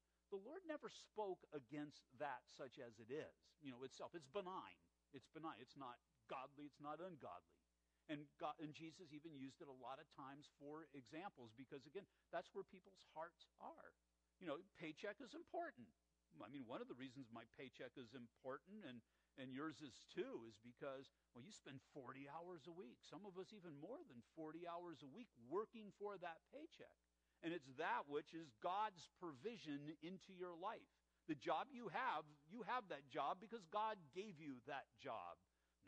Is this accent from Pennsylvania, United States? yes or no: no; La Mirada, California, United States; we were growing up in La Mirada in the 1960s